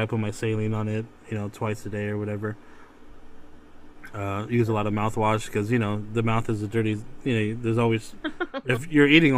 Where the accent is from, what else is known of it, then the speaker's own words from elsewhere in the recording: the Bay Area, California, United States; I'm from California, you know I'm from the Bay if I say hella